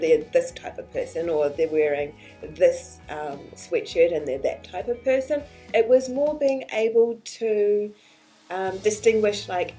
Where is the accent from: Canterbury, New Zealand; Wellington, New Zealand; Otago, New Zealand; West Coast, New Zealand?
Otago, New Zealand; Dunedin; moved away as an adult; also born or lived in Auckland, New Zealand / England / Caribbean; now in Canada; we all grew up at the bottom of the South Island in a little city called Dunedin